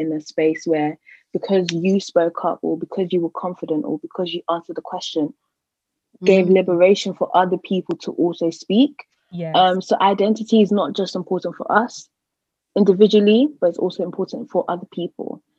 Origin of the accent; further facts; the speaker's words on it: United Kingdom; also born or lived in Bristol; I am Ghanaian by descent, but I was born in Britain.